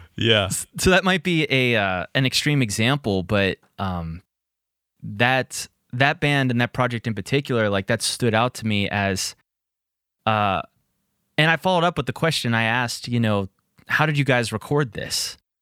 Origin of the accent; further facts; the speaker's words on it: Pittsburgh, Pennsylvania, United States; Pittsburgh, where I'm from and located